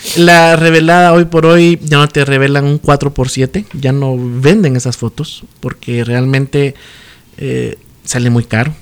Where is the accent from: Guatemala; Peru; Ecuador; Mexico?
Guatemala; Chiquimula; born or raised there; also born or lived in Izabal; now in Guatemala City, Guatemala